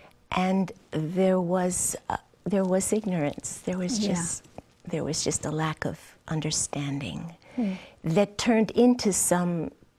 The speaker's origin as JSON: {"language": "English", "region": "New York", "country": "United States", "tie": "born there", "said": "I grew up on a chicken farm, although I was born in New York, shortly after my parents immigrated to the United States."}